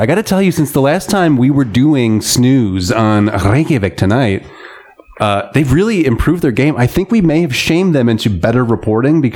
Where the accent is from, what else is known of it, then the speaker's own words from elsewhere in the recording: Michigan, United States; where I grew up in Michigan